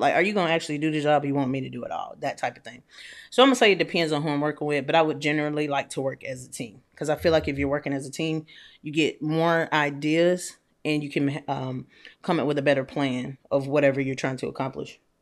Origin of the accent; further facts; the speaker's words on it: Atlanta, Georgia, United States; also born or lived in Nashville / Louisville; now in Houston, United States; I'm from Atlanta. I've lived in Nashville. I lived in Louisville, and now I live in Houston